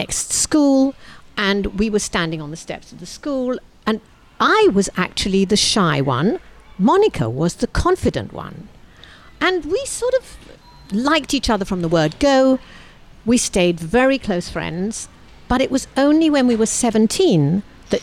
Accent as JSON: {"language": "English", "region": "London", "country": "United Kingdom", "tie": "born or raised there", "said": "I was born in London, and a year or so after I was born, 2.5, 3, my family was going through the Blitz"}